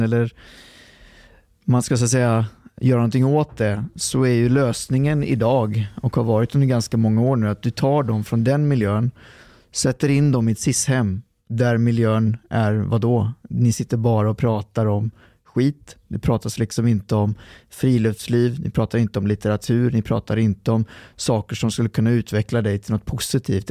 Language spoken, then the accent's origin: Swedish; Lidköping, Västra Götaland, Sweden; born or raised there; also born or lived in Trollhättan